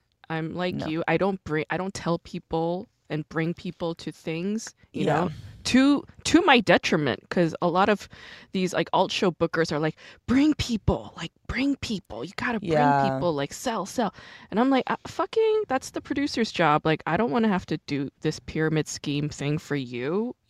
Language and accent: English; New York, United States; I'm from New York.